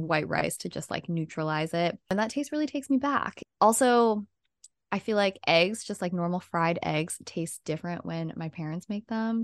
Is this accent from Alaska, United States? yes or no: no; Redding, California, United States; in my hometown that we used to go to a lot, shout out Sailing Boat in Redding, California